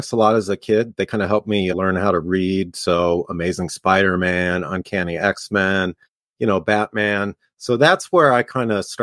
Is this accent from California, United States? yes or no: yes; Los Angeles, California, United States; I'm from LA. I'm from like the Lockerson, Glendale area, so kind of like a suburb in Los Angeles.